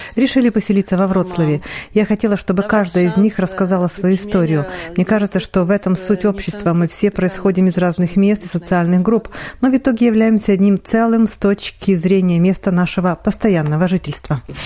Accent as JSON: {"language": "Russian", "country": "Ukraine", "moved": "as an adult", "lives_now": "Poland", "said": "Я украинка"}